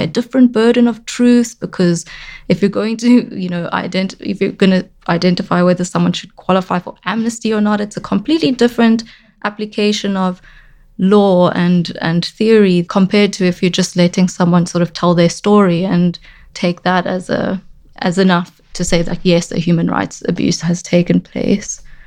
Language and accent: English; South Africa; I grew up in South Africa.